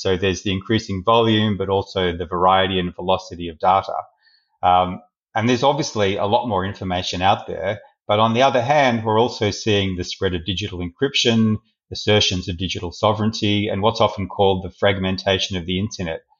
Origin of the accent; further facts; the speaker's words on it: Australia; as an Australian citizen living in a liberal democracy